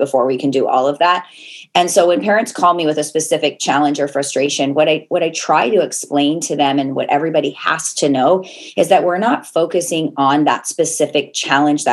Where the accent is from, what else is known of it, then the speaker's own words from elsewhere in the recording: Portland, Oregon, United States; moved away as an adult; also born or lived in Las Vegas; now in Canada; I'm originally from Portland, Oregon, met my husband in Las Vegas